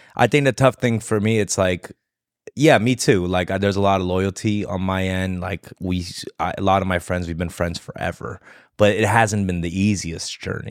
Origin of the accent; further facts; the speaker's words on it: Los Angeles, California, United States; I grew up there